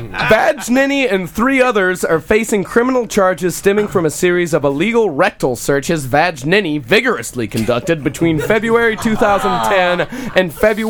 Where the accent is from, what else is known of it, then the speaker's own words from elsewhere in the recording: Texas, United States; growing up in Texas is hard.